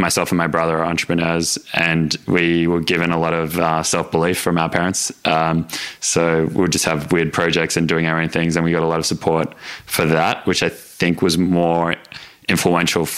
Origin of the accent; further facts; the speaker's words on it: Melbourne, Victoria, Australia; So I just grew up in Melbourne, kind of normal Melbourne upbringing, I guess. I lived in Doncaster